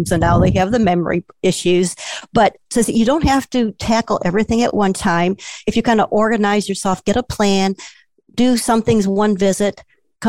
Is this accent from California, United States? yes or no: no; Chicago, Illinois, United States; now in Southern Illinois, United States; I'm originally from the Chicago suburbs and most of my family is there